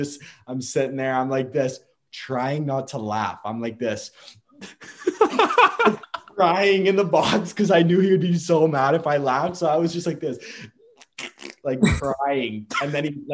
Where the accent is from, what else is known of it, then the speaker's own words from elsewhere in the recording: Barrie, Ontario, Canada; Staying in my hometown.